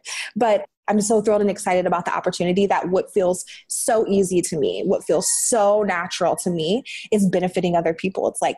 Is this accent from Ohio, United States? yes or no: yes; Green, Ohio, United States; moved away as an adult; Green, Ohio, the suburb in Ohio.